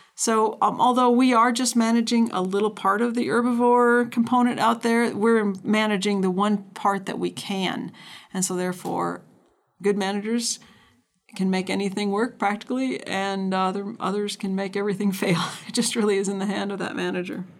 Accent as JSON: {"language": "English", "region": "North Dakota", "country": "United States", "tie": "born or raised there", "said": "I recall growing up in North Dakota"}